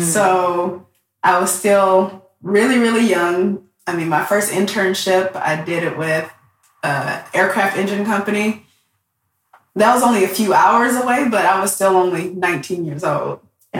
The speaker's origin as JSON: {"language": "English", "town": "Southfield", "region": "Michigan", "country": "United States", "tie": "born or raised there", "also_born_or_lived": "Detroit, Michigan", "moved": "as an adult", "lives_now": "San Diego, United States", "said": "I'm originally from Detroit, Michigan. That's where I grew up, Southfield"}